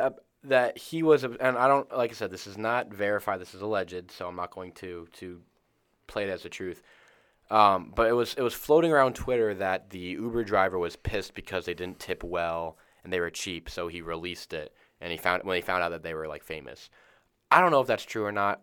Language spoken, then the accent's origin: English; Tampa, Florida, United States; we're from Tampa